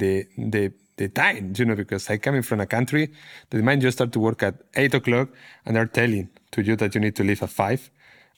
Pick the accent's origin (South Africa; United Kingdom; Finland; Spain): Spain; English is a second language; moved away; I'm from Spain